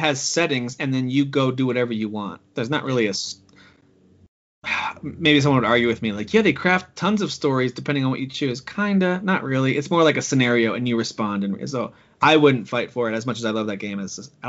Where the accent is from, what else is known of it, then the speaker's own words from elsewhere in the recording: United States; I'm super American